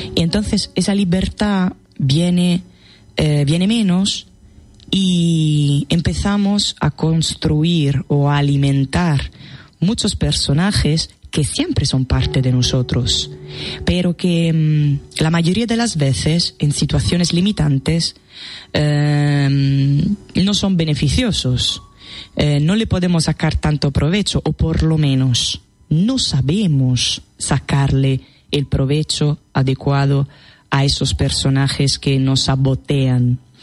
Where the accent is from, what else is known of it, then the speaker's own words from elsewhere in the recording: Italy; Spanish is a second language; now in Spain; soy extranjera. bueno, sí, soy italiana, soy italiana